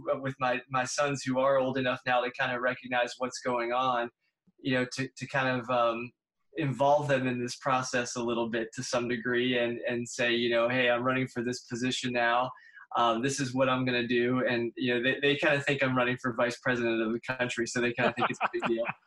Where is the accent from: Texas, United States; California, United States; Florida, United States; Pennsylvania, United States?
Pennsylvania, United States; Pittsburgh; moved away; I'm from Pittsburgh originally